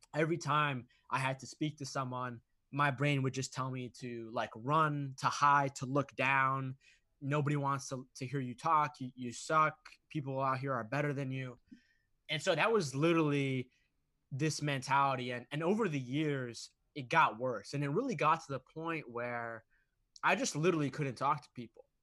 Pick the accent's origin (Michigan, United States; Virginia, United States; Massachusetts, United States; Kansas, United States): Massachusetts, United States; Boston; I grew up in Massachusetts, Boston